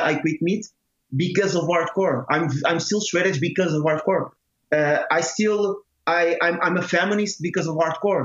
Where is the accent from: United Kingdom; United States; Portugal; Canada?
Portugal; Torres Vedras, Lisbon; my hometown, Torres Vedras.